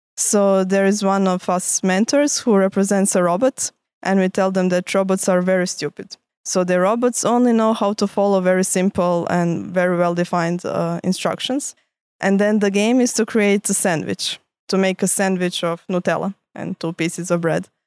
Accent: Croatia; moved away as an adult; now in Lausanne, Switzerland; I come from Croatia. That's where I studied

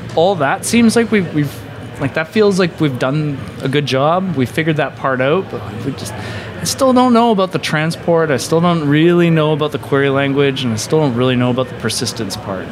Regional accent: Canada; as a Canadian

